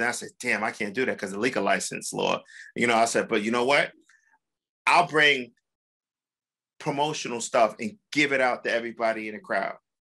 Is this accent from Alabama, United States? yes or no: yes; Dothan, Alabama, United States; I'm from Dothan, Alabama. So Dothan, excuse me, let me say it correct, doesn't have a lot going through there.